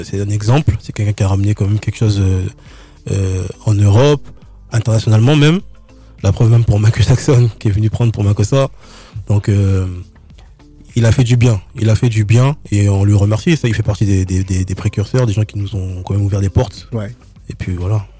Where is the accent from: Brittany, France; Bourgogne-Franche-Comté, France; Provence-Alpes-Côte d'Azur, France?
Provence-Alpes-Côte d'Azur, France; Nice; je viens de Nice